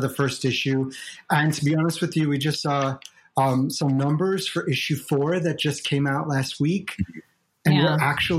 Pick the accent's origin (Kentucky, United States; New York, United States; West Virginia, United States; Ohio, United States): Ohio, United States; my library in my small town where I grew up in Ohio